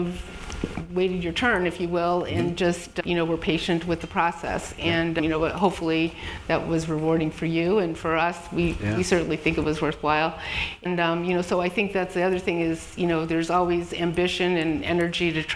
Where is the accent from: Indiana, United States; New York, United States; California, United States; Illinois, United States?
Illinois, United States; Chicago; I'm born and raised in Chicago